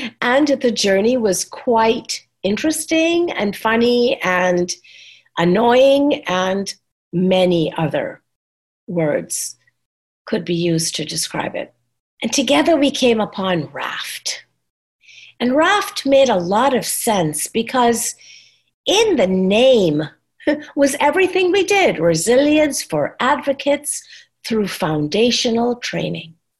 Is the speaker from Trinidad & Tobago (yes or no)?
yes; Trinidad & Tobago; moved away as an adult; also born or lived in New York, United States; now in Texas, United States; I came to this country when I was 21 and I said, I'm Trinidadian